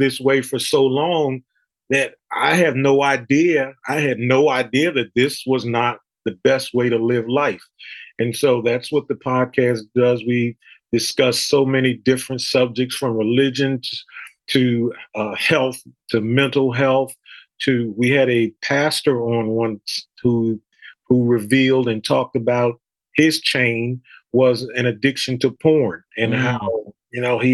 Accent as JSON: {"language": "English", "town": "Philadelphia", "region": "Pennsylvania", "country": "United States", "tie": "born or raised there", "moved": "as an adult", "lives_now": "North Carolina, United States", "said": "I was born and raised in Philadelphia. I'm a diehard Philadelphian inside and out"}